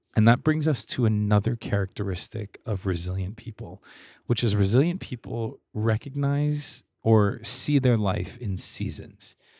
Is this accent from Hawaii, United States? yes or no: yes; Hawaii, United States; I'm from Hawaii, so we don't really have seasons